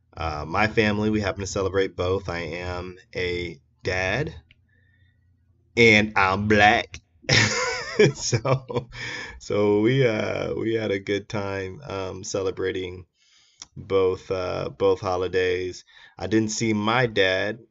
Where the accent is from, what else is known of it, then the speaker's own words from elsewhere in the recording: Iowa, United States; my home state of Iowa